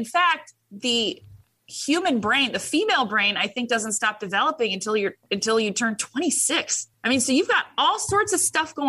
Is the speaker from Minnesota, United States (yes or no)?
no; Orange County, California, United States; moved away; I came from Orange County